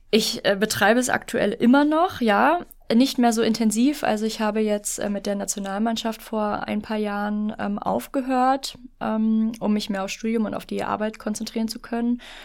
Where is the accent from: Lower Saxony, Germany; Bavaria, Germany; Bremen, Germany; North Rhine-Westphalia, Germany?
Lower Saxony, Germany; now in Berlin, Germany; Ich bin hier nicht geboren. Ich komme ursprünglich aus Niedersachsen ah. und bin Zuzügige